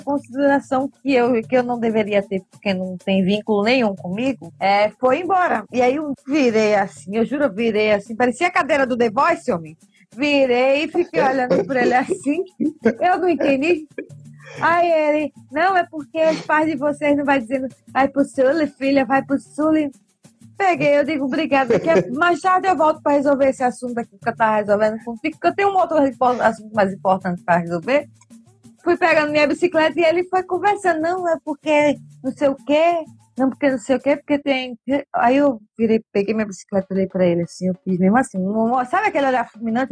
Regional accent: Northeast Region, Brazil; eu sou do Nordeste

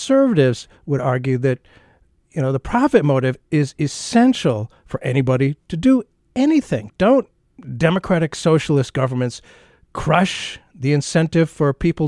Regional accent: Massachusetts, United States; growing up in Massachusetts

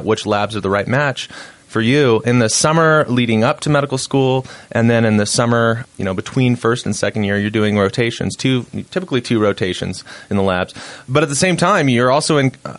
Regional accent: Boise, Idaho, United States; moved away as an adult; also born or lived in Utah; now in Salt Lake City, United States; I was born and raised in Boise, Idaho. So I'm a Western boy.

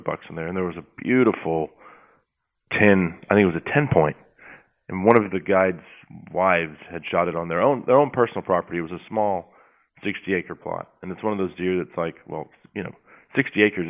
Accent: Texas, United States; I'm obviously from Texas

